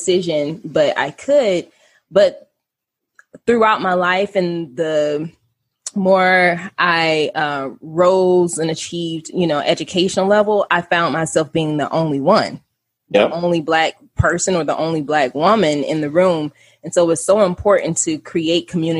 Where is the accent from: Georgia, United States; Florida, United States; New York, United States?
Florida, United States; I grew up in Florida